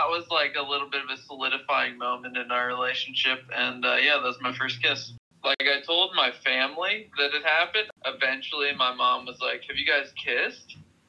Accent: Columbus, Ohio, United States

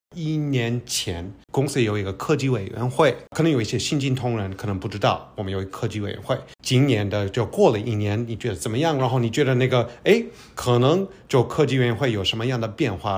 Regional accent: United States; 我来自美国

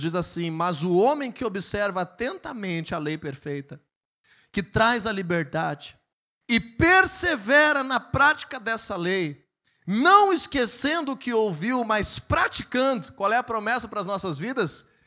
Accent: Brazil; como um bom brasileiro

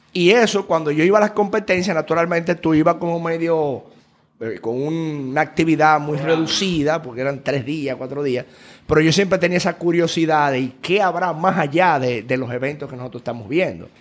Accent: Dominican Republic; Yo, dominicano

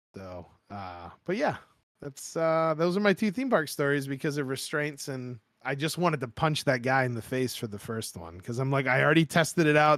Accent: Maine, United States; I grew up in Maine, Maine my whole life

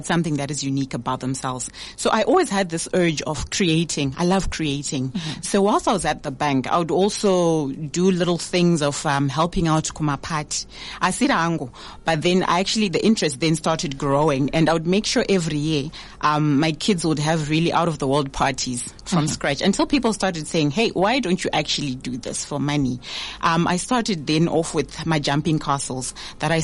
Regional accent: Harare, Zimbabwe; moved away as an adult; now in Mutare, Zimbabwe; born and raised in Harare

